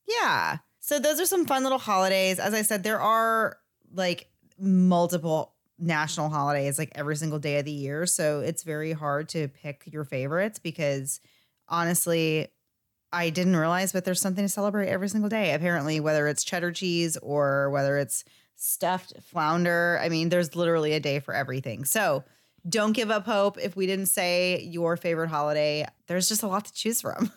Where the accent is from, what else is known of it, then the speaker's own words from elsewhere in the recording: Florida, United States; we are from Florida